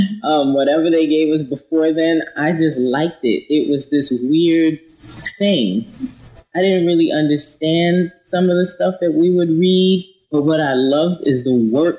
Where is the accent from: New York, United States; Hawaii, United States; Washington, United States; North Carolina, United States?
New York, United States; Queens; Oh, I'm from Queens, New York.